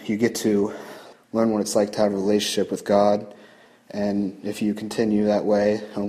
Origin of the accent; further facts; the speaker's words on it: Mount Vernon, Ohio, United States; I'm 24 years old. I'm from Mount Vernon, Ohio.